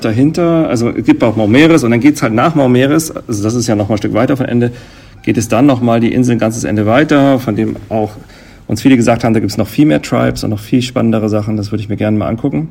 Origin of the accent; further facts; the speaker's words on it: Germany; bei uns in Deutschland